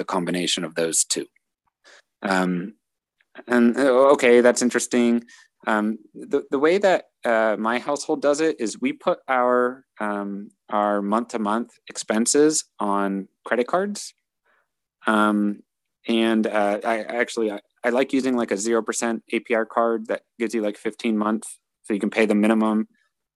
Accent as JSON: {"language": "English", "country": "United States"}